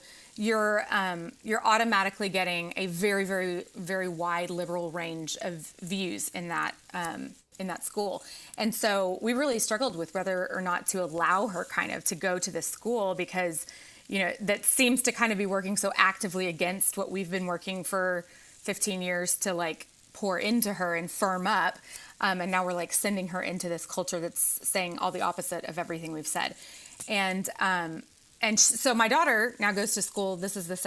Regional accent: the South, United States; when I grew up in the South

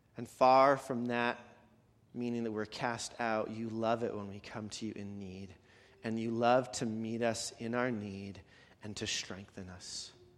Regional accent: Canada; moved away; I'm from Canada

